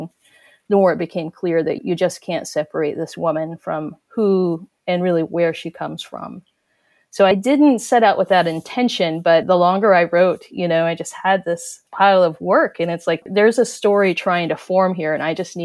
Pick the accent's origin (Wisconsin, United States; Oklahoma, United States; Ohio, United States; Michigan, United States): Oklahoma, United States; Cherokee Nation; the Cherokee Nation specifically, you know, we're right in the middle of the Bible Belt